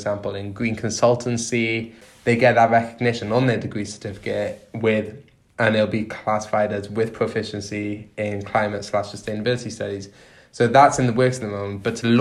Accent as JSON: {"language": "English", "region": "Wales", "country": "United Kingdom", "moved": "as an adult", "said": "I'm from Wales and Philly"}